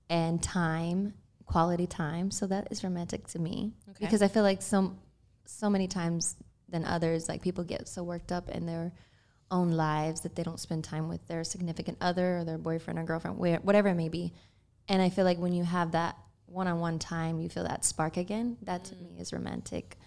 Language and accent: English; Texas, United States; I grew up in Texas